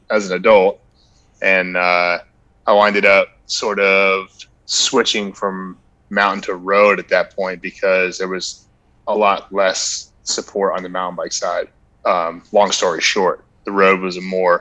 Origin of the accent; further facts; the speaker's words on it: Marietta, Georgia, United States; I'm a Georgia native, so I grew up in Marietta, Georgia